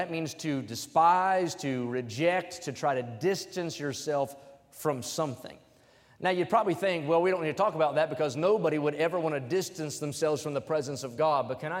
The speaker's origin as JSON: {"language": "English", "region": "West Virginia", "country": "United States", "tie": "born or raised there", "said": "I remember growing up in West Virginia, everybody has a front porch there, and you could see storms coming from a long way."}